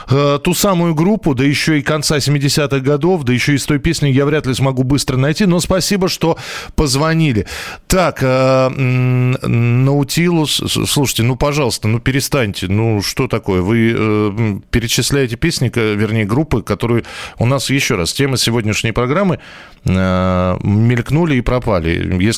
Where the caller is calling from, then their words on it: Krasnodar Krai, Russia; Ну, я, я с Кубани вам звоню.